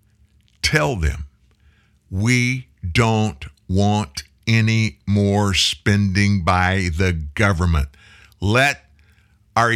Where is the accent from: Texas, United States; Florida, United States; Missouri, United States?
Texas, United States; Houston; also born or lived in Bossier City/Shreveport, Louisiana; now in Shreveport, United States; I was born in Houston